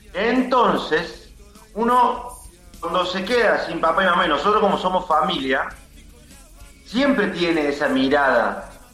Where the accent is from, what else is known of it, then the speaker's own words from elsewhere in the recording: Córdoba, Argentina; Nosotros somos de Villa Libertador